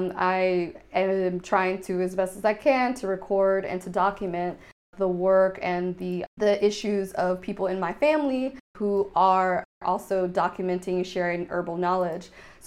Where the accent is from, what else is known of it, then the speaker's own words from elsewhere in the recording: United States; first language Haitian Creole; English is a second language; moved away as an adult; now in Berlin, Germany; growing up in the United States in an Anglophone place where my language was seen as problematic, not a real language